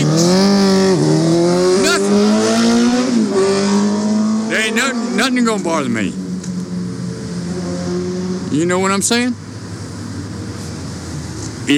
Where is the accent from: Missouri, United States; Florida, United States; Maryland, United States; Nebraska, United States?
Florida, United States; Christmas; I was born and raised in Christmas, Florida